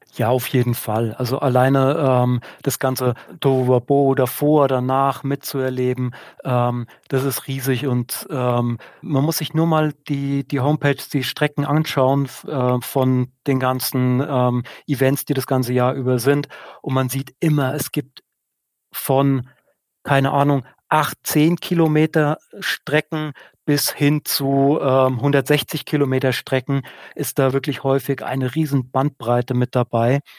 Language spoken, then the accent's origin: German; Odenwald, southern Hesse, Germany; now in Münsing, Germany; Ich komme aus einer Region, aus dem Odenwald in Südhessen